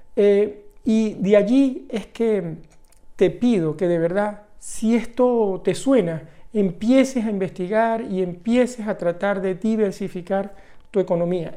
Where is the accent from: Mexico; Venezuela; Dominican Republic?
Venezuela; Venezuela, el país de donde yo vengo